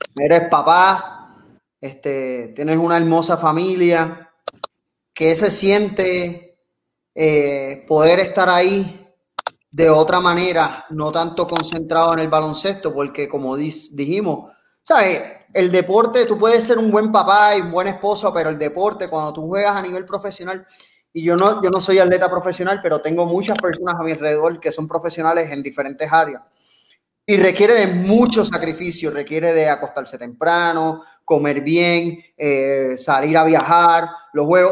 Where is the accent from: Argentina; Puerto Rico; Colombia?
Puerto Rico; nosotros como puertorriqueños en otros países